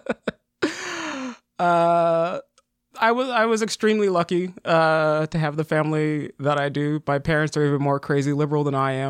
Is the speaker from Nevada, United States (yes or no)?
yes; Las Vegas, Nevada, United States; Born and raised in Vegas, we all did theater and dance and all that stuff